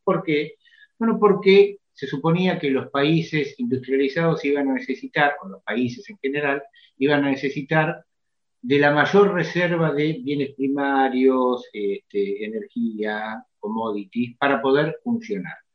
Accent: Mexico; now in Argentina; yo crecí en México

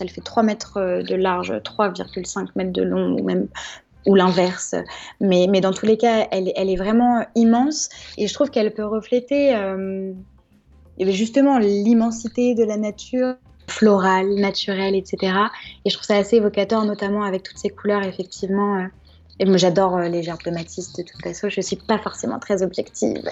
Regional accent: Giverny, Normandy, France; avoir passé mon enfance à Giverny

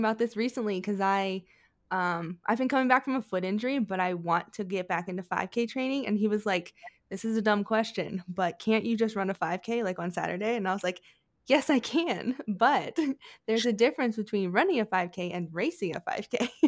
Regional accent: Maryland, United States; I grew up in Maryland

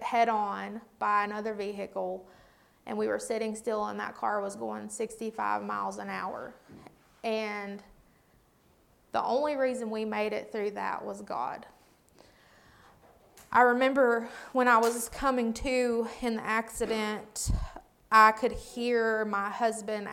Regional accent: Watauga County, North Carolina, United States; I was born and raised in Watauga County.

